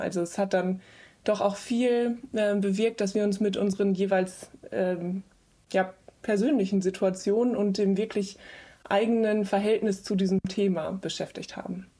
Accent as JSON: {"language": "German", "region": "West Germany", "country": "Germany", "said": "wir sind alle aus dem Westen. Also alle äh, vier oder fünf Leute, die dann in diesem Team äh, zusammensaßen, ähm, kamen irgendwie aus Westdeutschland"}